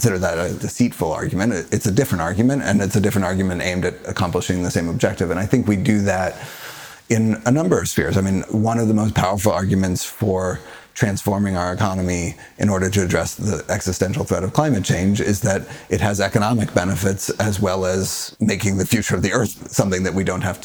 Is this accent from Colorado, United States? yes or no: yes; Colorado, United States; I grew up in Colorado